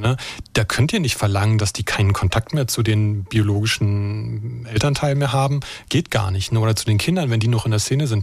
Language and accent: German; Brandenburg, Germany; now in Baden-Württemberg, Germany; ich bin äh, in Brandenburg geboren und aufgewachsen